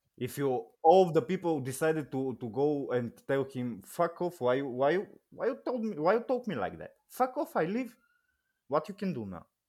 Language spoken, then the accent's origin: English; Bulgaria; English is a second language; also born or lived in England; I'm twenty-nine se-, years old, I'm from Bulgaria.